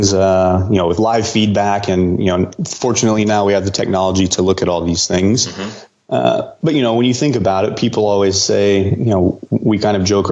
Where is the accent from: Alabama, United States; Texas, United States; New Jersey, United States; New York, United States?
Texas, United States; Houston; I'm from Houston